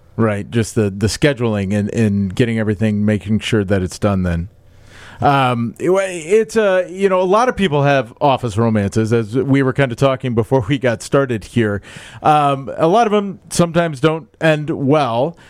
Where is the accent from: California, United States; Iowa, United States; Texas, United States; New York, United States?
Iowa, United States; Des Moines; moved away; I'm from Des Moines.